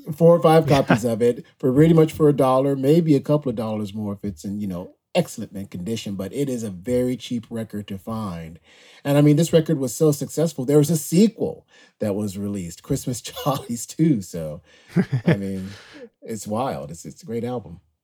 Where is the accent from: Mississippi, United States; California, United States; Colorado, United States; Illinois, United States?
Mississippi, United States; Greenville; I was born and raised in Greenville, Mississippi